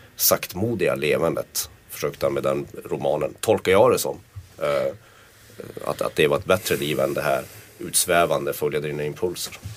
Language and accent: Swedish; Kiruna, Norrbotten County, Sweden; Jag är född och uppvuxen i Kiruna